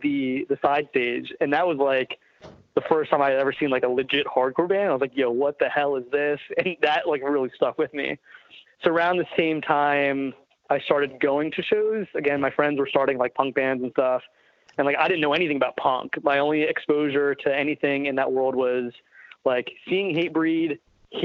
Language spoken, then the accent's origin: English; southern New Jersey, United States; I grew up in southern New Jersey